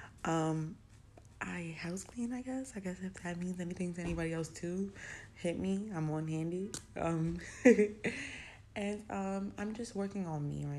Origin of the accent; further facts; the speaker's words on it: New York City, New York, United States; also born or lived in South Bronx; I was born in the South Bronx, raised uptown in Co-op City, then came back to the South Bronx